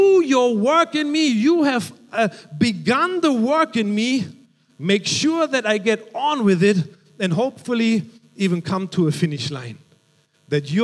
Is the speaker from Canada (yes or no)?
no; Germany; moved away; Growing up in Germany, I remember I was about 6 or 7 years old